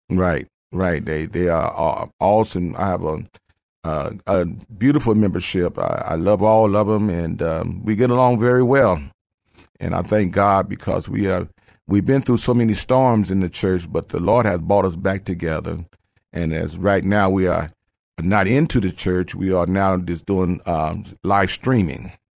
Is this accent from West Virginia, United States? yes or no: no; Phoenix, Arizona, United States; moved away as an adult; now in San Antonio, United States; I am, uh, from Phoenix, Arizona. I moved here about thirty-five years ago.